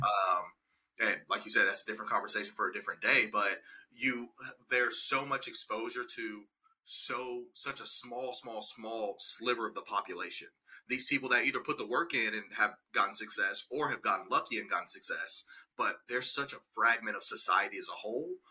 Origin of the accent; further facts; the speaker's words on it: Birmingham, Alabama, United States; moved away as an adult; now in Nashville, United States; born and raised in Birmingham, Alabama